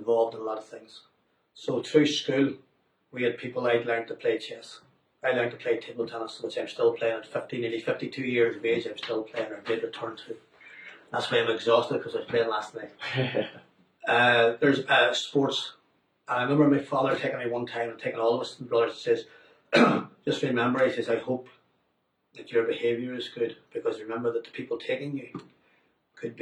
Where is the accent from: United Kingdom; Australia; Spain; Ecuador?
United Kingdom; Omagh, Northern Ireland; I grew up about 65 miles away from Belfast, in Oma